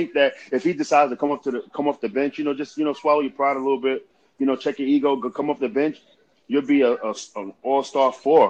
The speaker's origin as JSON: {"language": "English", "region": "Idaho", "country": "United States", "said": "because I came from Southern Idaho, so, the program that we had in Southern Idaho, when we was working out, we was getting after it"}